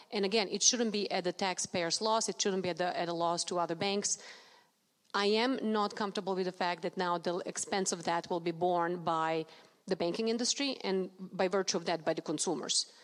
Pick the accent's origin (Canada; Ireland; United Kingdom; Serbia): Serbia; now in United States; I was born in Serbia, not Russia